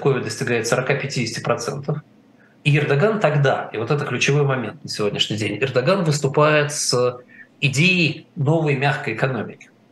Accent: Russia; мы с вами выросли в России

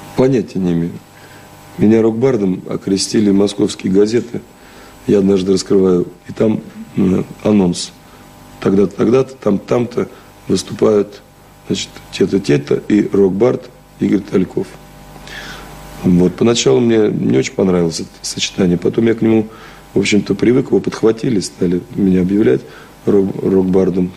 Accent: Shchyokino, Tula Oblast, Russia; now in Moscow, Russia; Щекин как раз в 200 километрах от Москвы и находится, И там родился

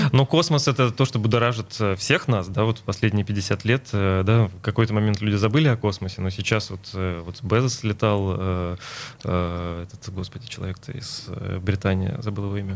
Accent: Mari El, Russia; now in Saint Petersburg, Russia; я родился в Мариэл, но моя мама из э, Ленинграда, она переехала за папой, вот, э, то есть я родился там, но часто в детстве приезжал сюда

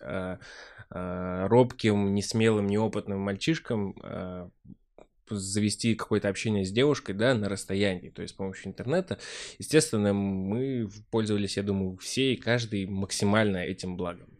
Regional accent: Vyazniki, Vladimir Oblast, Russia; now in Moscow, Russia; родной город, Владимирская область, 300 километров отсюда. Город называется Вязники, очень маленький

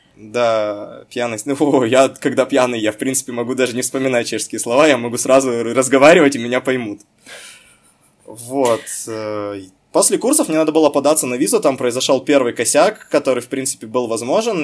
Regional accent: Chelyabinsk, Chelyabinsk Oblast, Russia; moved away as an adult; Я, закончив замечательную школу города Челябинска, гимназию

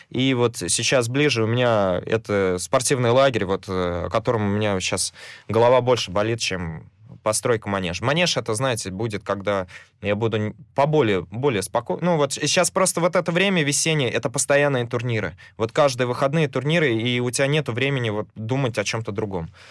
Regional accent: Samara, Samara Oblast, Russia; на 116-й обратно к своим корням. Вот, откуда я родом

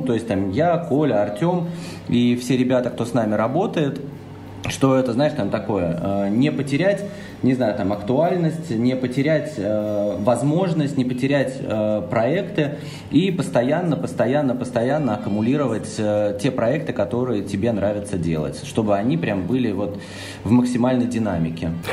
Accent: Russia; мы, ребята из России

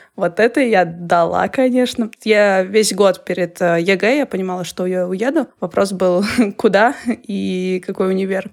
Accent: Krasnoyarsk, Krasnoyarsk Krai, Russia; moved away as an adult; now in Saint Petersburg, Russia; Я не скучаю по своему вот этому Красноярску

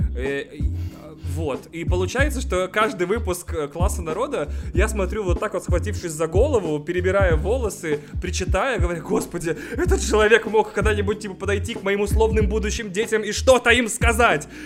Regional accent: Russia; now in Moscow, Russia; И вообще из Бубенской области

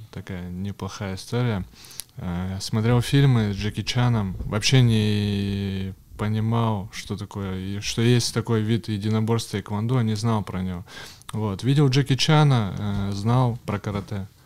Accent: Yekaterinburg, Sverdlovsk Oblast, Russia; also born or lived in Kamensk-Uralsky; Да, я родился в городе Каменск-Уральск.

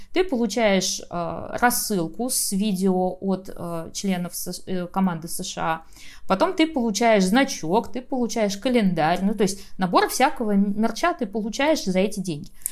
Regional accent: Saint Petersburg, Russia; А я вообще из Питера

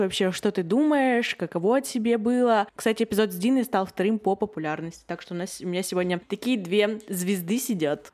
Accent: Yekaterinburg, Sverdlovsk Oblast, Russia; мне 21, и я из Екатеринбурга

